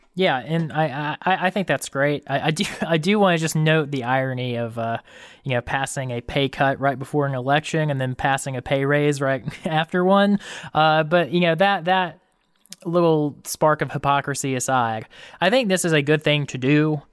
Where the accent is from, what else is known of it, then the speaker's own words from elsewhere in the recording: Camden County, Georgia, United States; moved away; I'm from Camden County originally.